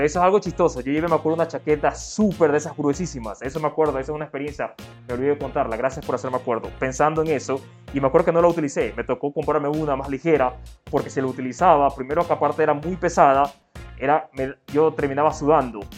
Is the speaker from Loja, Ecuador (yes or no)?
no; Manta, Manabí, Ecuador; moved away as an adult; also born or lived in Toronto, Canada / Winnipeg, Canada; now in Victoria, Canada; yo soy de Ecuador, de la costa del Pacífico